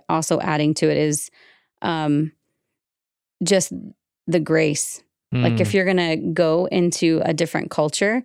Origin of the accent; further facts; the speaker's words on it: the South, United States; moved away; also born or lived in Utah; as a Southerner